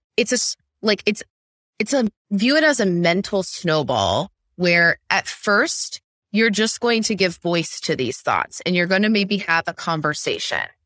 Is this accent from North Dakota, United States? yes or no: no; central Illinois, United States; I grew up in the Midwest. I'm from central Illinois, small town, very rural